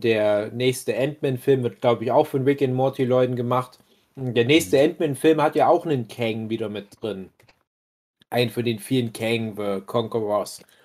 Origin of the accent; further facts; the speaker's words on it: Saxony, Germany; hier bei uns in Sachsen?